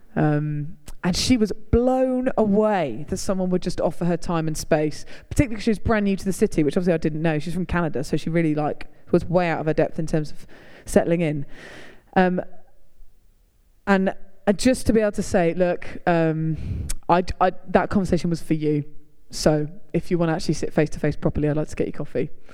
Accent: Hertfordshire, East of England, United Kingdom; now in York, United Kingdom; I'm from Hertfordshire, live in York, travel all over.

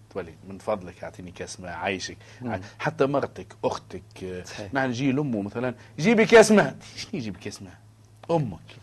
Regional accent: Tunisia; أنا تونسي

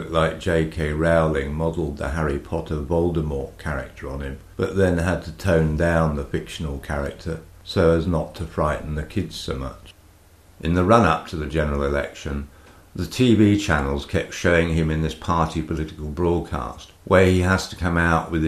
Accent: United Kingdom; moved away as an adult; now in Greece; I'm a legal immigrant. I'm British

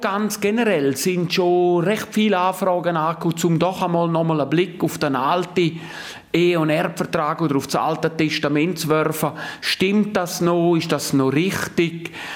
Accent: Graubünden, Switzerland; Bei uns in Graubünden

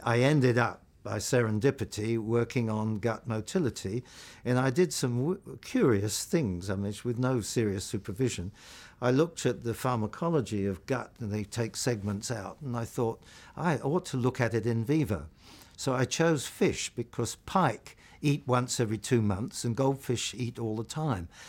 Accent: London, United Kingdom; also born or lived in Portobello Road, London; I think I was born in Portobello Road in London, but, um, we then moved to Ealing, Greenford. I went to Greenford County Grammar School

